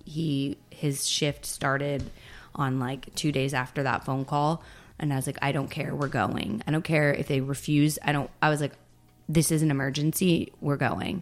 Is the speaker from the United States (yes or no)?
yes; Texas, United States; moved away as an adult; also born or lived in Florida; I pretty much was born and raised in Texas